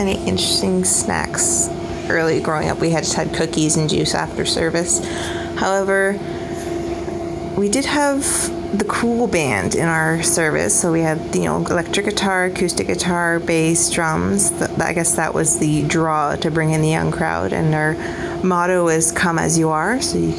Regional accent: Canada; I'm from Canada.

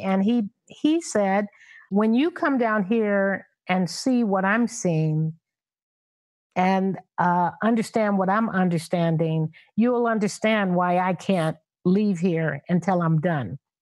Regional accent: Los Angeles, California, United States; growing up in South Central Los Angeles

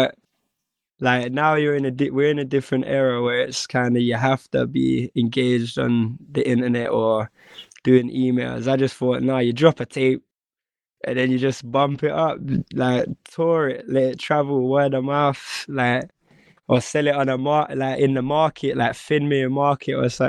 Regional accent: Northampton, East Midlands, United Kingdom; when you're like the minority in Northampton's, it's not even, the percentage is crazy

